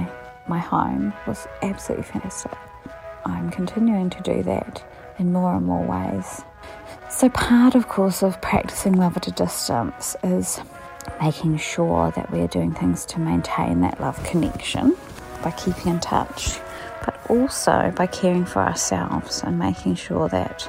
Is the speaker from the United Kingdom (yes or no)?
yes; England, United Kingdom; moved away as an adult; now in Dunedin, New Zealand; I came back here from England, having gone over there when I was 7